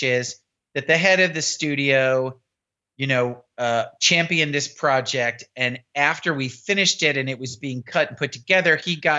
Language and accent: English; New York City, New York, United States; I grew up in Manhattan, you know, reading the New York Times every day since I was 9 years old